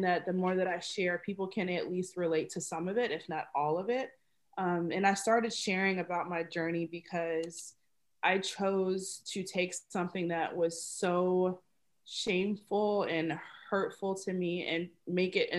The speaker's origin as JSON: {"language": "English", "town": "Dallas", "region": "Texas", "country": "United States", "moved": "as an adult", "lives_now": "Minnesota, United States", "said": "I'm from Dallas, Texas, and I have been in Minnesota for 3 years."}